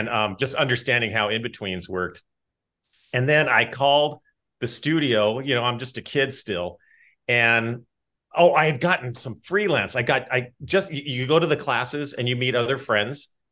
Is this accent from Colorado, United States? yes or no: no; Los Angeles, California, United States; my hometown of North Hollywood